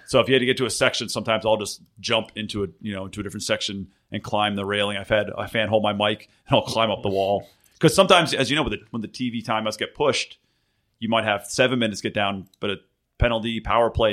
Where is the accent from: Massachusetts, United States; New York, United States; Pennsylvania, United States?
Pennsylvania, United States; Philadelphia; accent: Philly; moved away; I grew up in Philly